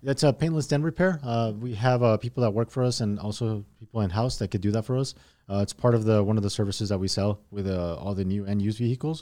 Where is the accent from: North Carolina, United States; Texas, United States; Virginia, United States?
Texas, United States; El Paso; also born or lived in Mexico; we came over when I was in, uh, about eight years old. Um, I started school here in El Paso, uh, in the third grade